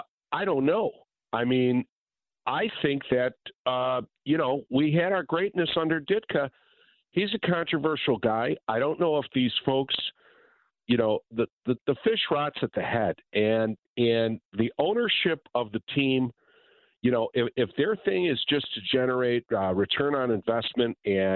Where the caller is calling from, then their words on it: Cary, Illinois, United States; Cary, Illinois.